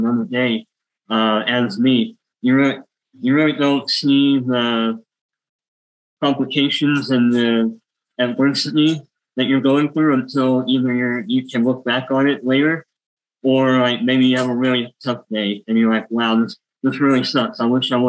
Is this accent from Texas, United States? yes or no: yes; Houston, Texas, United States; I grew up with high school in a small town, started commuting to go to the University of Houston, moved back. I was born in Houston